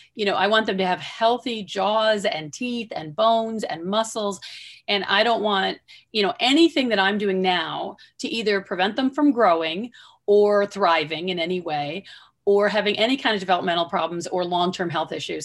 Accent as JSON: {"language": "English", "region": "Southwestern Michigan", "country": "United States", "tie": "born or raised there", "said": "I grew up in Southwestern Michigan"}